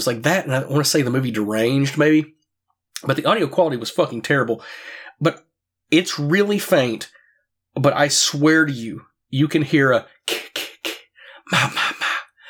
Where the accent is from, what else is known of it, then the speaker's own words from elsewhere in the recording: the South, United States; now in Tennessee, United States; I'm from the South, I live in Tennessee